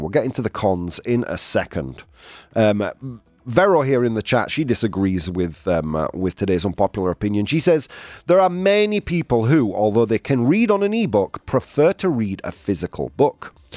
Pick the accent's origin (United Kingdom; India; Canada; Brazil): United Kingdom; England; moved away; my hometown